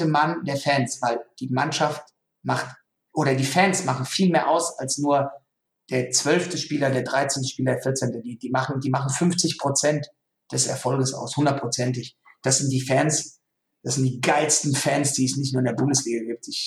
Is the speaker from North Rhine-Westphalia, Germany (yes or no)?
no; Frankfurt, Hesse, Germany; weil er weiß, ich bin Frankfurter